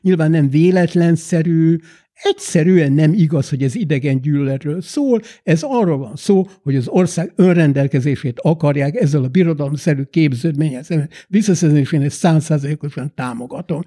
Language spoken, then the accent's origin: Hungarian; Hungary; also born or lived in London, United Kingdom; now in United Kingdom